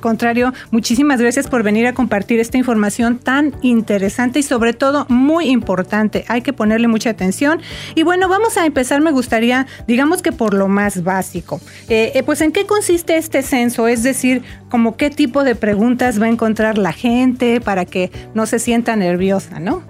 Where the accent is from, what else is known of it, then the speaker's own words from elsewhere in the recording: Mexico; now in Las Vegas, United States; allá en México, ¿verdad? De donde yo soy